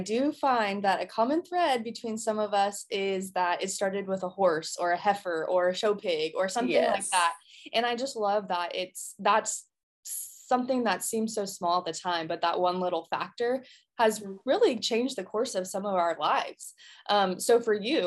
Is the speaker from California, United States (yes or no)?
yes; California, United States; moved away as an adult; now in Texas, United States; I'm from California originally